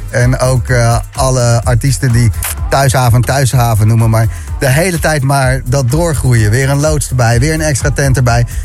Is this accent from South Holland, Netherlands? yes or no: yes; The Hague, South Holland, Netherlands; ik ben zelf een Hagenees.